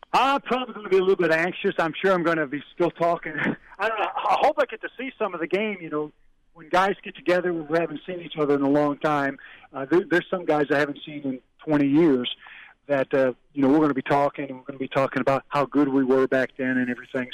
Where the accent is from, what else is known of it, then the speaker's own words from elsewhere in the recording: Illinois, United States; moved away; I'm from Illinois.